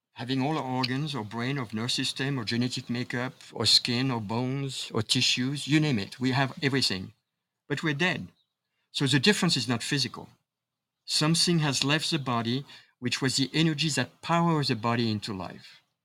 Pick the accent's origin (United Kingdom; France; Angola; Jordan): France; Paris, Île-de-France; moved away; I was born and raised in Paris, France